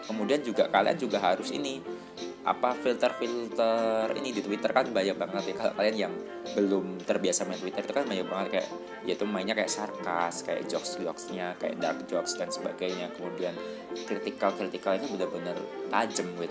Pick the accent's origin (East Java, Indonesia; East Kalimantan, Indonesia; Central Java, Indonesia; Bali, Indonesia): Bali, Indonesia; saya juga dari kecil kan udah di Bali